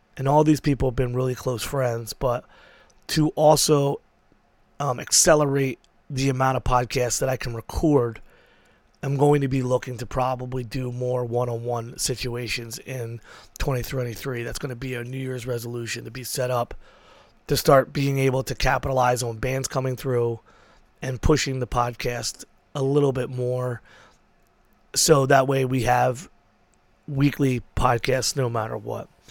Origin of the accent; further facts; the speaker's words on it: Philadelphia, Pennsylvania, United States; I was from Frankfurt, but rolling with Julieta dudes.